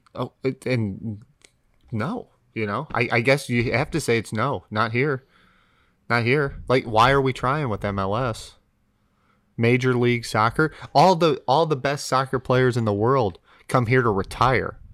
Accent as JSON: {"language": "English", "country": "United States", "said": "as an American"}